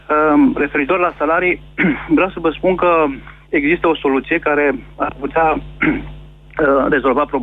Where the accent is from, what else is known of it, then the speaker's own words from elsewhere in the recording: Galați, Galați County, Romania; sunt din Galați.